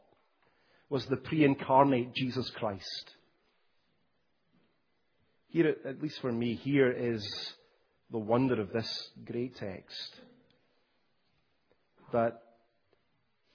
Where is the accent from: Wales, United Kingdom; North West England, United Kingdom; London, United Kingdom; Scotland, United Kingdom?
Scotland, United Kingdom; When I was growing up in Scotland